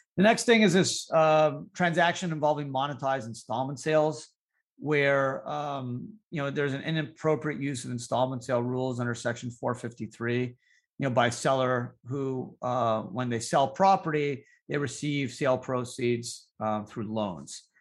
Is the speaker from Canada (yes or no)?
yes; Canada; now in United States; I grew up in Canada